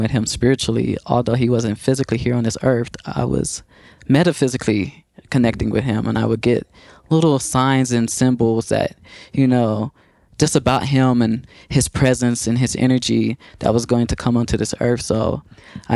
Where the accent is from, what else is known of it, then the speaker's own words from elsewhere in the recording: Waco, Texas, United States; I was doing a good amount of art in my hometown, which is Waco, Texas